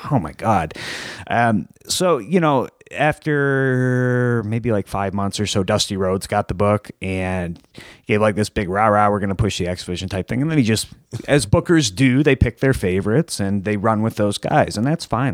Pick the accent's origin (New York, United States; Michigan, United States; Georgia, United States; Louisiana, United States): Michigan, United States; Plymouth; I'm from Plymouth, so that's like the next city over